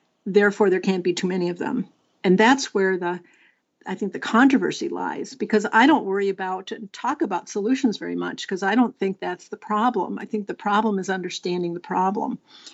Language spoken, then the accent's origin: English; Minnesota, United States; my home state of Minnesota